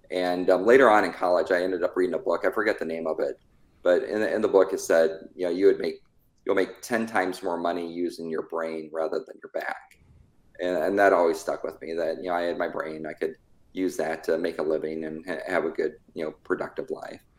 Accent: California, United States; born there; also born or lived in Azores / Tennessee; So I was born out in Travis Air Force Base in California. Lived there till I was like six, and then we moved overseas to the Azores Islands.

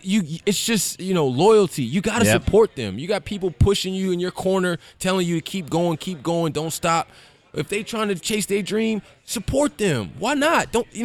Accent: Virginia, United States; I'm just from Virginia.

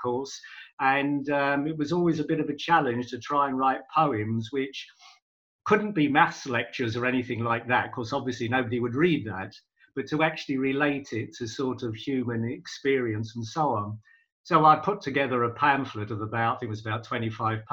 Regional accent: London, United Kingdom; moved away as an adult; now in Manchester, United Kingdom; I was born in London. I came up to Manchester, yep, in 1980 for work

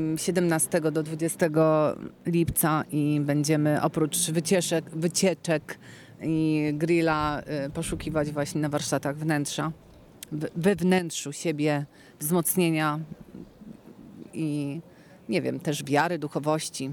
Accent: Kraków, Lesser Poland, Poland; jako krakowianka i śpiewająca krakowianka

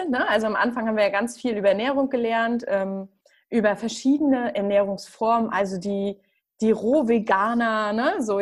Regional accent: Northern Germany, Germany; Also sagt man bei uns im Norden, sagt man das auch woanders?

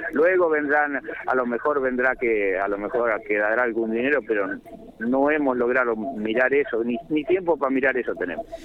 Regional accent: San Pedro, Buenos Aires Province, Argentina; moved away; also born or lived in 25 de Mayo; Yo soy oriundo de San Pedro

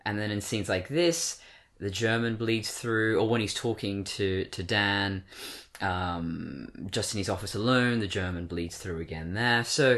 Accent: Australia; accent: English; also born or lived in Britain; I was born in Britain. I've got British relatives, but I've been in Australia my whole life, so why do I still sound English?

